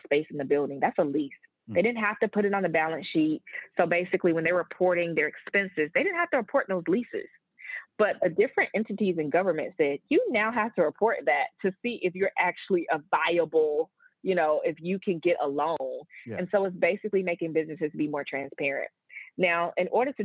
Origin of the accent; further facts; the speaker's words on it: Atlanta, Georgia, United States; I am from Atlanta, Georgia, born and raised, and I'm one of the few still here.